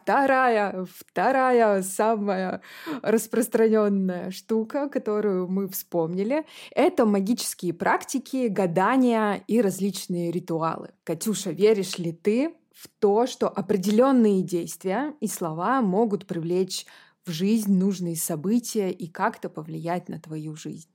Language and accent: Russian; Podporozhye, Leningrad Oblast, Russia; now in Saint Petersburg, Russia; я выросла в Ленинградской области